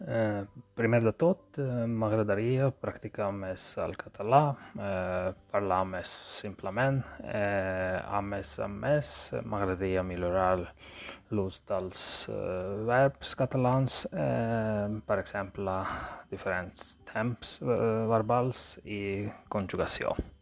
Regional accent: Georgia; first language Georgian; Catalan is a second language; now in Sweden; visc a Suècia, eh, però sóc originari de Geòrgia

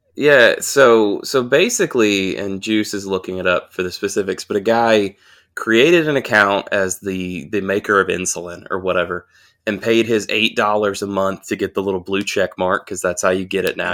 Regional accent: Augusta, Georgia, United States; moved away; I grew up in Augusta.

